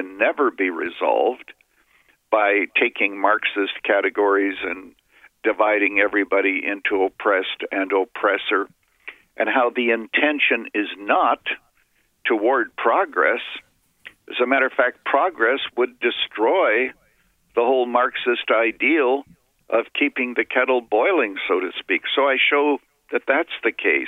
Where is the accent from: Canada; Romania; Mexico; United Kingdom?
Canada; I was a boy growing up in Canada